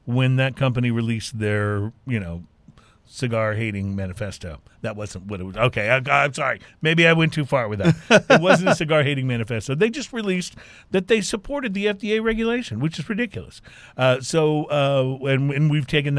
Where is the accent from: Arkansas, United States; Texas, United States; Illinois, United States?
Texas, United States; Houston; You're from my hometown right here.